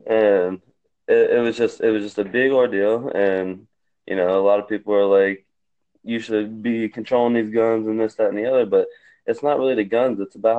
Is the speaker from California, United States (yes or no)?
no; South Georgia, United States; I'm from South Georgia